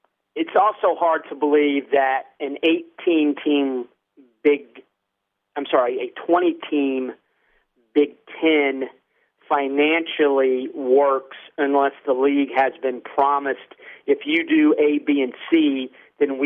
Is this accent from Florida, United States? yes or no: yes; Florida, United States; I grew up in Florida, Florida native